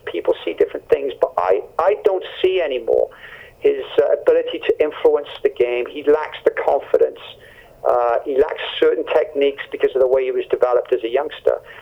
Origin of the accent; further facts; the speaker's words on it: Canada; as a Canadian